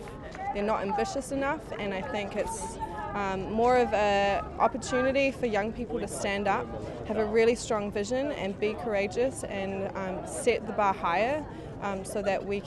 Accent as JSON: {"language": "English", "country": "New Zealand", "said": "from Aotearoa, New Zealand."}